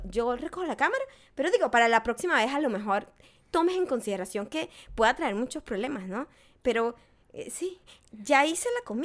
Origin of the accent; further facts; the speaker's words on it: Mexico; gente mexicana siempre hemos tenido ese, yo siempre he tenido ese choque.